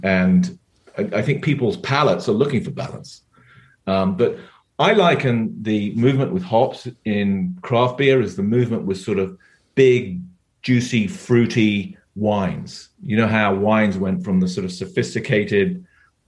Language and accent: English; England, United Kingdom; moved away as an adult; now in California, United States; I'm here from England.